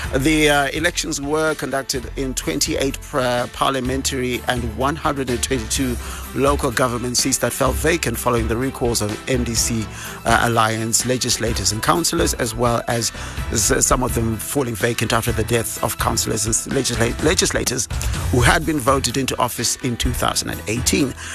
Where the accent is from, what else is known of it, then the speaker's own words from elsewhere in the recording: Bulawayo, Zimbabwe; now in Harare, Zimbabwe; from my hometown, uh, Bulawayo